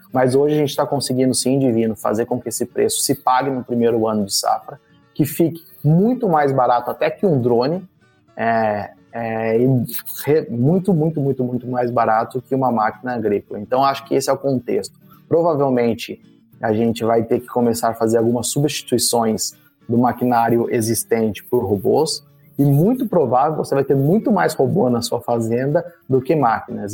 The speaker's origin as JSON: {"language": "Portuguese", "country": "Brazil", "said": "nós, como brasileiros"}